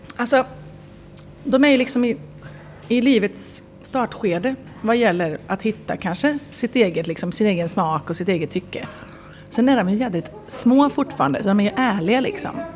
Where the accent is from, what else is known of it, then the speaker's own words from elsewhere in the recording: Viskafors, Västra Götaland, Sweden; also born or lived in Enskede, Stockholm; now in Stockholm, Sweden; jag är sådär bonnatösen från Viskafors